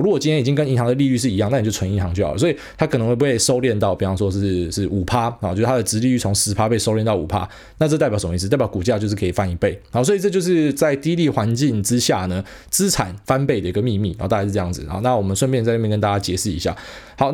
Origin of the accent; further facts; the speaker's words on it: Taiwan; 我们台湾人